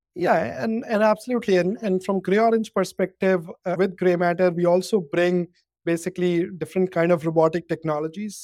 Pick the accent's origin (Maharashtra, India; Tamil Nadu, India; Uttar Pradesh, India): Uttar Pradesh, India; Kanpur; I grew up in, um, a town called Kanpur in India